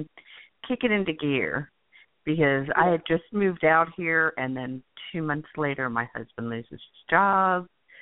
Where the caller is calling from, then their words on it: New Mexico, United States; New Mexico.